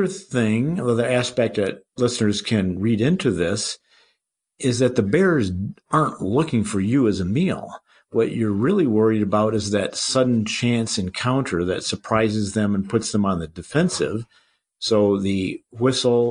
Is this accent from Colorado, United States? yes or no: yes; Colorado, United States; I'm from Colorado, of course, and we have our squirrels and our deer and so forth